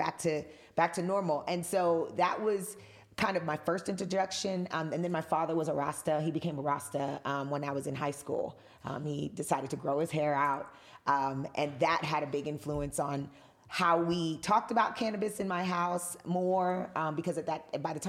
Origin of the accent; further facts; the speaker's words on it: New York City, New York, United States; I am first generation American. So my mother's from Trinidad and my father's from Dominica. And I was born here in New York City in the United States.